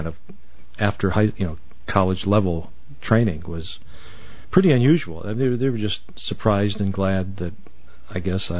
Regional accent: Cleveland, Ohio, United States; moved away as an adult; also born or lived in Ireland; now in Connecticut, United States; I grew up in Cleveland, Ohio.

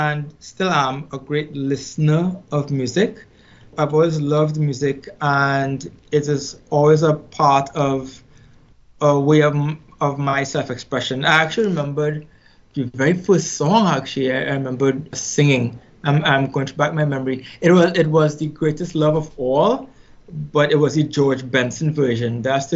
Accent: Trinidad & Tobago; I grew up in Trinidad and Tobago, born and raised. Actually, Trinidad and Tobago is a twin island republic. So I was born on the larger island, which is Trinidad

